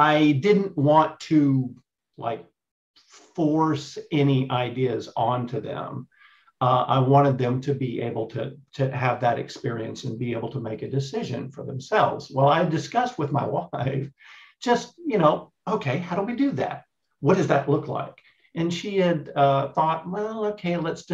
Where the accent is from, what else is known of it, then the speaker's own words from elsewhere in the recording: East Texas, United States; moved away as an adult; also born or lived in Dallas–Fort Worth, Texas; now in Australia; I'm in Australia now, but I'm a Texas boy. So, oh, okay. I grew up in East Texas